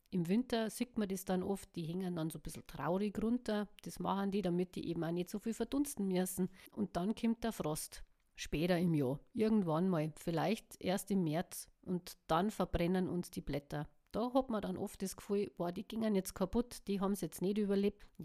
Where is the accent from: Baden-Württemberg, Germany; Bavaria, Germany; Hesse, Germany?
Bavaria, Germany; Ja, dann haben wir noch die Rhododendren, die hängen ja auch oder lassen die länger, so wie wir bei uns in Bayern sagen.